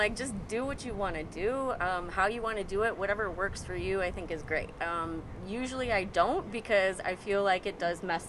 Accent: Rochester, New York, United States; moved away as an adult; now in Brooklyn, United States; I live in Brooklyn. I'm from Rochester, New York

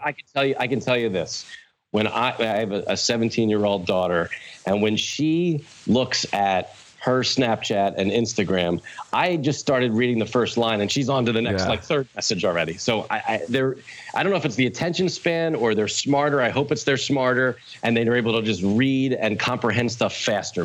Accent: Wilmington, Delaware, United States; I was born in Wilmington, Delaware, uh, the first state

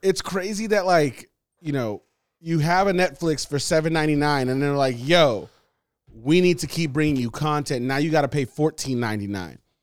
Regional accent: Los Angeles, California, United States; when you grow up in L

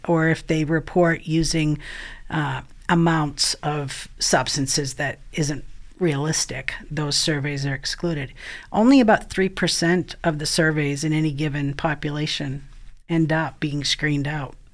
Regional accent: Maine, United States; So I actually am from Maine, um, which some of you may be able to pick up in my accent

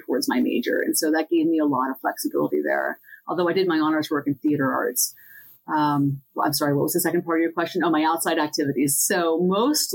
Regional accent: Centre County, Pennsylvania, United States; I grew up in Centre County

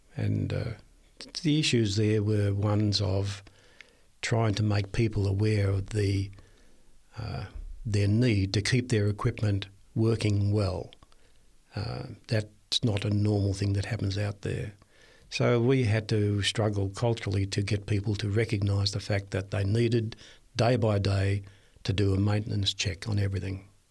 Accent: Red Hill, Victoria, Australia; moved away; I was born in Victoria, a little place called Red Hill, a main ridge road, and, uh, it's on the Mornington Peninsula

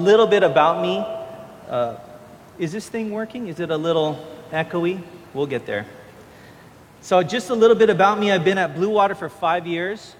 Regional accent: Honolulu, Hawaii, United States; also born or lived in California; I grew up in Honolulu. I went away to college in California, and I came back here

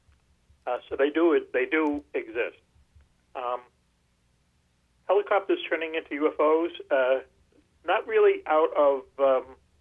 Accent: Boston, Massachusetts, United States; grade school, growing up in Dorchester

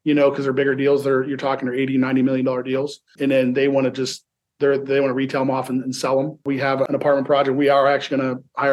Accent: Ohio, United States; now in Nevada, United States; I grew up in Ohio, just moved out here in 1997

